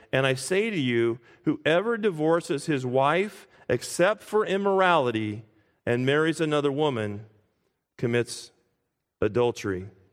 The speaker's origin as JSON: {"language": "English", "country": "United States"}